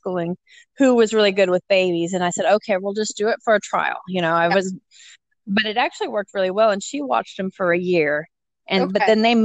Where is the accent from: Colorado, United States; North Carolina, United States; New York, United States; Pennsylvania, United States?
Colorado, United States; moved away as an adult; also born or lived in Texas; now in Oklahoma, United States; I'm from Colorado originally.